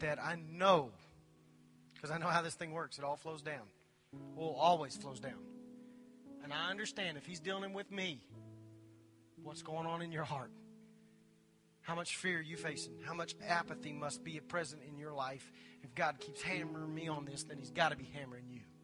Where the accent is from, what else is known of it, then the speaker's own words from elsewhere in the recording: Anadarko, Oklahoma, United States; I grew up in Anadarko, Oklahoma. Told you I was a redneck. Grew up in Anadarko, Oklahoma. Little bitty town in West Oklahoma